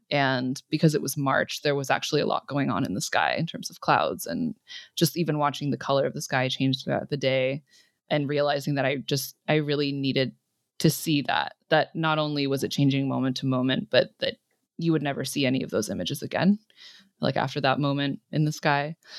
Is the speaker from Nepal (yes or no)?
no; California, United States; growing up in California